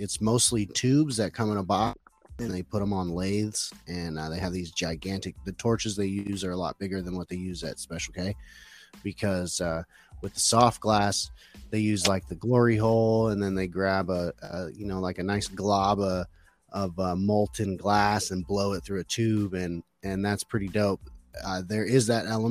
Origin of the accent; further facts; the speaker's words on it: Phoenix, Arizona, United States; I'm from Phoenix, Arizona, or close to there.